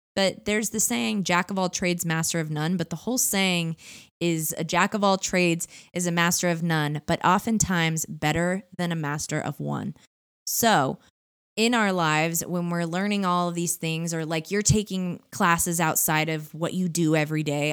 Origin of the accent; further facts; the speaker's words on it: Orange County, California, United States; I live in California. I grew up in Orange County.